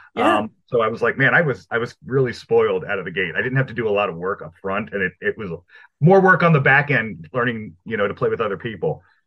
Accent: Maryland, United States; also born or lived in Brooklyn, New York; I'm from Brooklyn, New York originally. I was pretty young when we moved out of there, so I'm really I've been living in Maryland uh, since like ten years

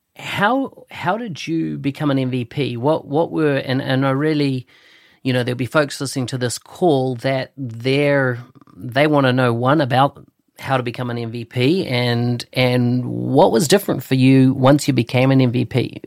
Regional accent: New Zealand; I come from New Zealand, a little country at the bottom of the world

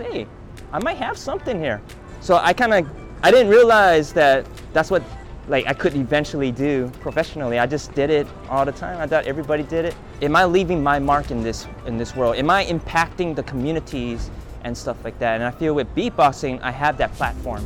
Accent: Honolulu, Hawaii, United States; I was born and raised on Oahu in Honolulu, here in Chinatown.

